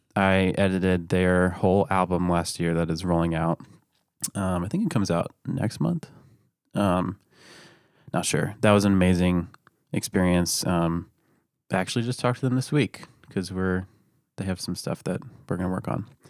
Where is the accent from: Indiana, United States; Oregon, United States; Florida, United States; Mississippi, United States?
Florida, United States; Lakeland; I'm from Lakeland, Florida